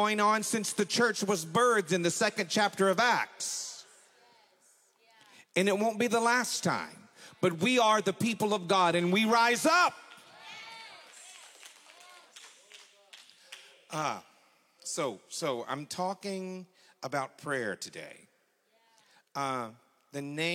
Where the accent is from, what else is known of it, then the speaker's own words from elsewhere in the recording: McKinney, Texas, United States; I'm 59 years old. I grew up in McKinney.